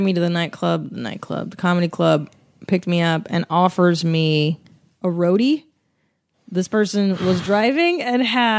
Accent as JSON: {"language": "English", "region": "California", "country": "United States", "tie": "born or raised there"}